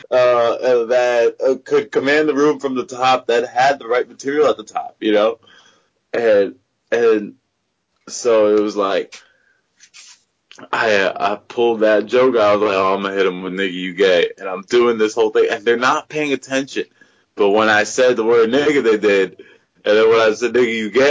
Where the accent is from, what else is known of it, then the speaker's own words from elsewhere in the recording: Pakistan; I'm like, uh, I'm from Pakistan he's like, "Oh, you were saying you good," and then the security let me go. You know, otherwise, if I had not been a, from Pakistan, if I say India